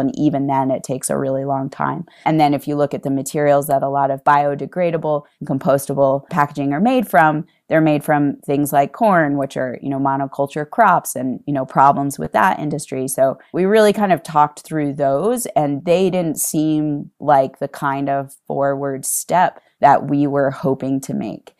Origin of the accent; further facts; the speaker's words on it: East Coast, United States; moved away as an adult; now in Utah, United States; I am from the East Coast originally, and I moved to Utah